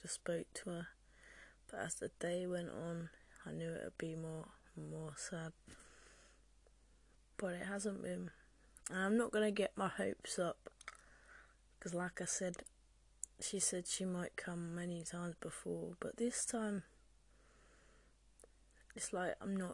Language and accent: English; Oxford, South East England, United Kingdom; now in Cornwall, United Kingdom; I am from Oxford